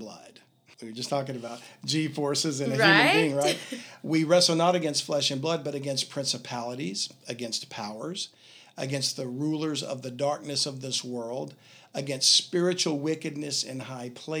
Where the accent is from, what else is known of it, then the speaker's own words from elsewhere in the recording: Louisiana, United States; I sound like I'm from Louisiana, don't I? Which I am